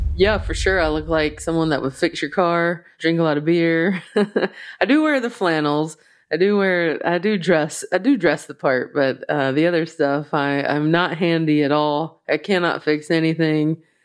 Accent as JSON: {"language": "English", "region": "the South", "country": "United States", "accent": "slow Southern", "said": "my slow Southern accent"}